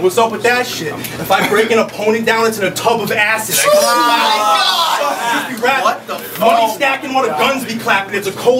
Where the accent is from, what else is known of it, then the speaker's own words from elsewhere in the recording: Connecticut, United States; Well, I'm from Connecticut